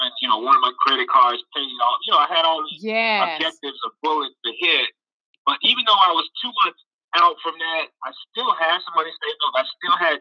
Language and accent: English; Nashville, Tennessee, United States; born and raised in my hometown, Nashville, Tennessee